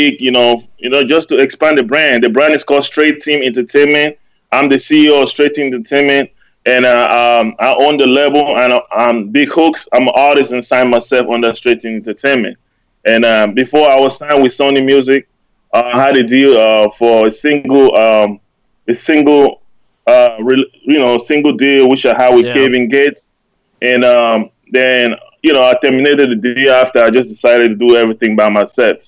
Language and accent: English; Cameroon; also born or lived in Germany; now in United States; Originally, I was born and raised in Cameroon.